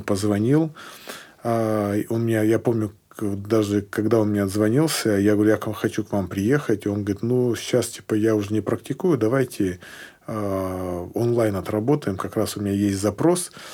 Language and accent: Russian; Sochi, Krasnodar Krai, Russia; moved away; also born or lived in Tyumen; я приехал к себе в родной город Сочи